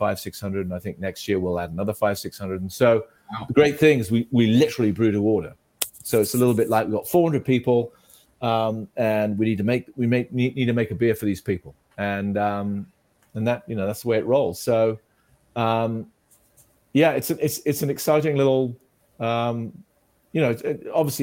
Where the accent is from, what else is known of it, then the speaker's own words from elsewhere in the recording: United Kingdom; as a kid, I grew up in Britain